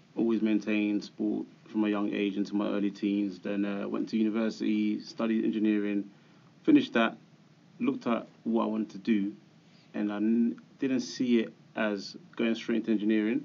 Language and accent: English; London, United Kingdom; we grew up in Hackney, started a business in Hackney